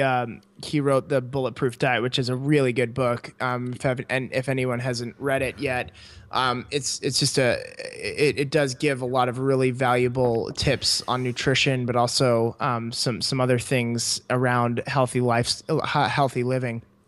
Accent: Canada; moved away as an adult; I grew up in Canada

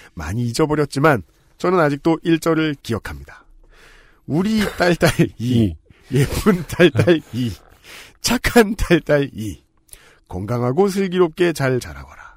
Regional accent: Seoul, South Korea; 서울에서 나고 자란 저는

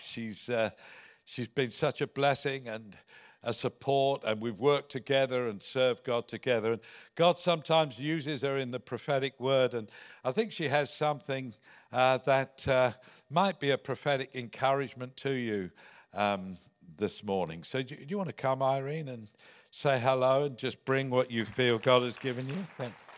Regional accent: England, United Kingdom; moved away; You can hear from my accent that, uh, I'm from the other side of the pond. Uh, there's a little country there called, uh, England, uh, and that's where I was born

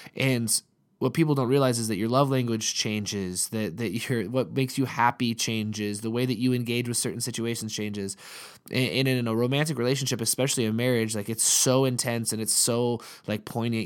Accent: Montana, United States; we're from Montana

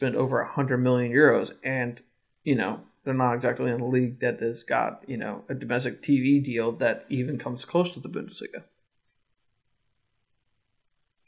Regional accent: Kansas City, Missouri, United States; now in Michigan, United States; I'm from Kansas City.

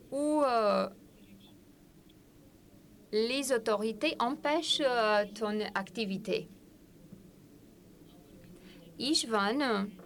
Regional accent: Bucharest, Romania; Euh, et c'est peut-être à cause de mon enfance. Euh, j'ai passé mon enfance à Bucarest.

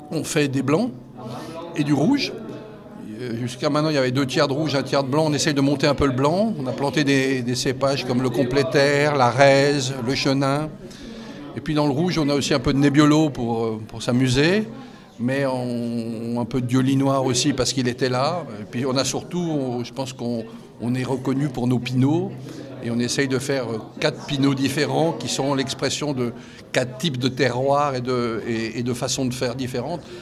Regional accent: Valais, Switzerland; born there; moi je suis né en Valais, mais j'ai pas vécu en Valais.

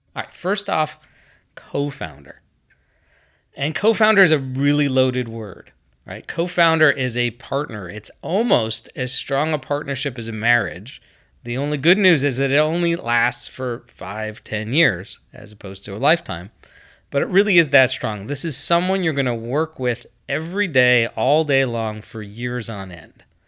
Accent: United States; I'm American

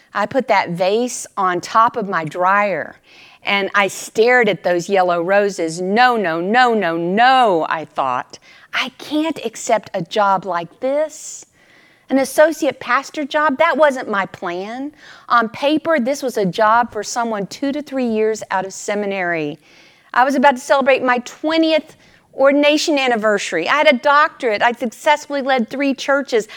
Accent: Texas, United States; moved away; they knew I was from Texas

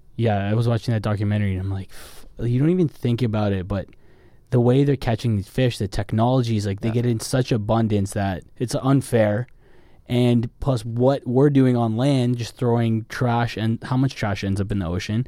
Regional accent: Canada; now in Los Angeles, United States; I'm Canadian

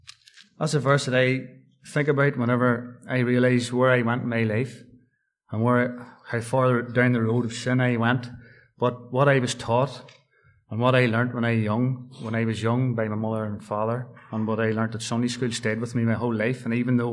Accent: Dungannon, Northern Ireland, United Kingdom; also born or lived in Tamnamore; I was born in September 1978 up at Dungannon Hospital.

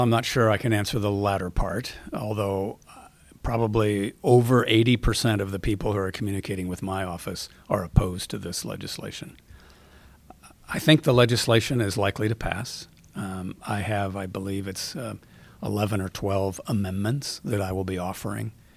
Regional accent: Seattle, Washington, United States; I grew up in Seattle. I've been here, um, my whole life

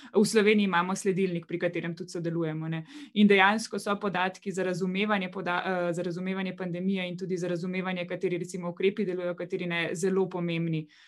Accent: Slovenia; smo Slovenci

